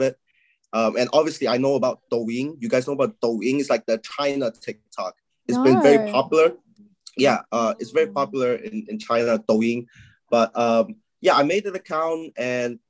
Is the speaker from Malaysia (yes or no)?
yes; Malaysia; moved away as an adult; now in United Kingdom; I'm from Malaysia. I lived in Malaysia like almost all my life until I came here when I was like 18 or something.